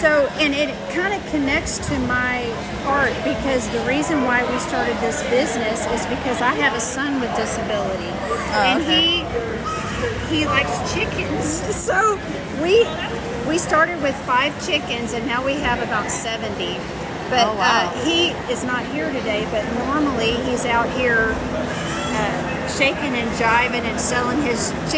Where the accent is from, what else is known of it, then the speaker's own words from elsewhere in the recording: Louisiana, United States; I'm Cajun, and my grandma taught me how to do jellies and jams.